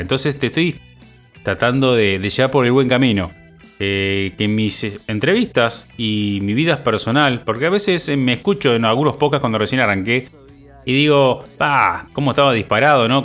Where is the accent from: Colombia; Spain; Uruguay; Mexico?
Uruguay; soy uno más de todos los uruguayos